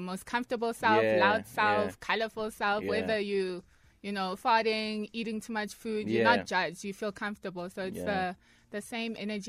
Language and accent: English; Soweto, Gauteng, South Africa; So I'm from Orlando East.